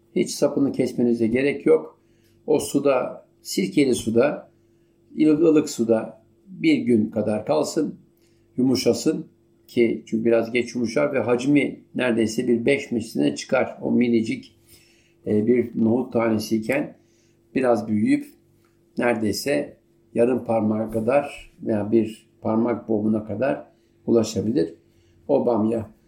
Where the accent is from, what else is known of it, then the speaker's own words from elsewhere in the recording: Turkey; malum ülkem